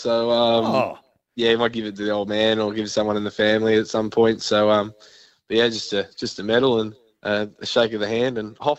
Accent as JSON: {"language": "English", "region": "South Australia", "country": "Australia", "said": "being South Australian"}